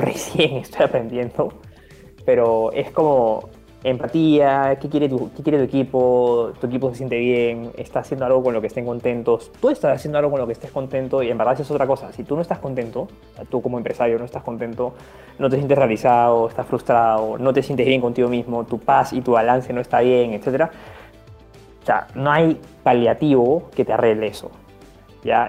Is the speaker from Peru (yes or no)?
yes; Peru; en mi país